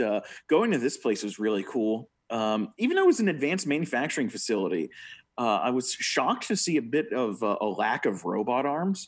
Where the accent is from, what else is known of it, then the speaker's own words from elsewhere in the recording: United States; as an American